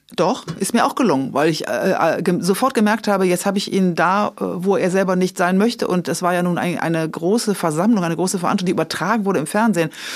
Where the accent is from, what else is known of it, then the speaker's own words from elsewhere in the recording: Rhineland, Germany; ich bin Rheinländerin